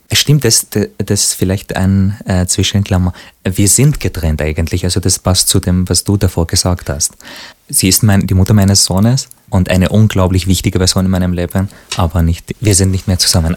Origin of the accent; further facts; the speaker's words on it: Syria; now in Austria; als Syrer, als Araber, der eben in Österreich und Europa lebt